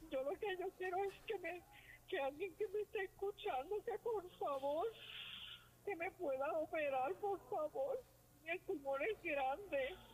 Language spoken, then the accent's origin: Spanish; Trujillo Alto, Puerto Rico; soy de Trujillo Alto, soy paciente de cáncer.